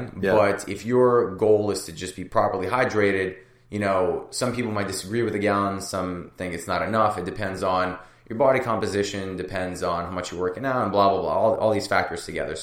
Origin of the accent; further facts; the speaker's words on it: San Francisco, California, United States; I grew up in San Francisco.